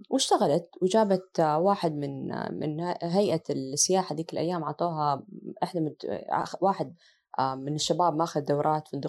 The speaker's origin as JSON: {"language": "Arabic", "region": "Asir", "country": "Saudi Arabia", "said": "الوالده عاده معروف عن سيدات اهل الجنوب احنا من عسير وهي من رجال المعمامه"}